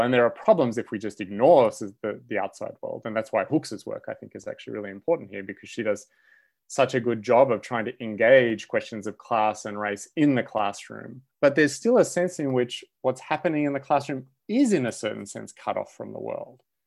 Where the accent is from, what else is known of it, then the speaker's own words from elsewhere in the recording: Australia; moved away as an adult; now in United States; I grew up in Australia and went to university there